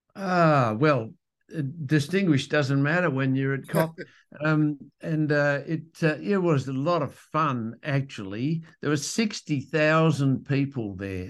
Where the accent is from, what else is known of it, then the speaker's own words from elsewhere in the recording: Western Australia, Australia; I'm from Western Australia